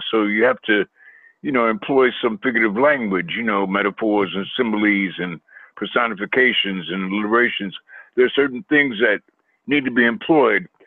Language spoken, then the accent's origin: English; Queens, New York, United States; I was raised in Queens, New York.